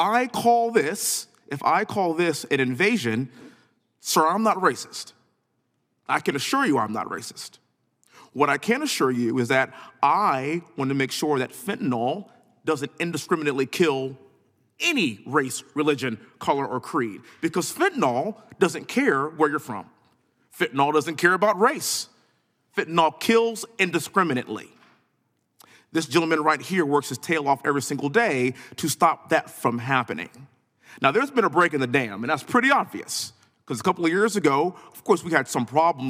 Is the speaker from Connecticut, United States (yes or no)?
no; Texas, United States; born and raised in Texas, living in Houston